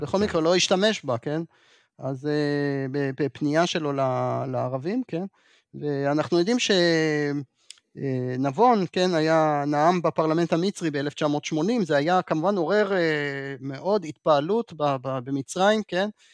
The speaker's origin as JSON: {"language": "Hebrew", "town": "Jerusalem", "region": "Jerusalem District", "country": "Israel", "tie": "born or raised there", "said": "אני אגב ירושלמי במקור"}